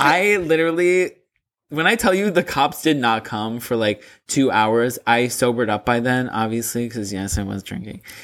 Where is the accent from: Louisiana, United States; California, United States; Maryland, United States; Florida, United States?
Florida, United States; Boca Raton; moved away; my hometown, like, being back in, like, Boca Raton